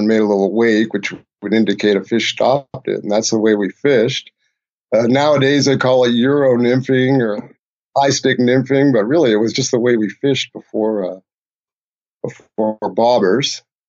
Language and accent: English; Massachusetts, United States; moved away; I grew up in Massachusetts partly, and on a lake.